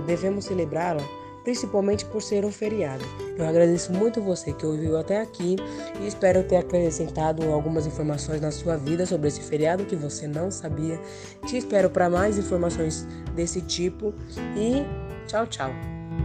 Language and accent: Portuguese; Brazil; nós que somos brasileiros